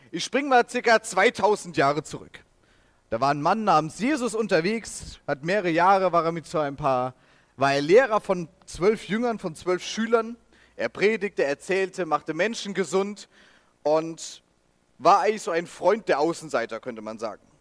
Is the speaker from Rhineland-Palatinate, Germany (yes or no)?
yes; Rhineland-Palatinate, Germany; dann hier links ist Rheinland-Pfalz, das ist meine Heimat, das ist auch ein bisschen größerer Fleck dann.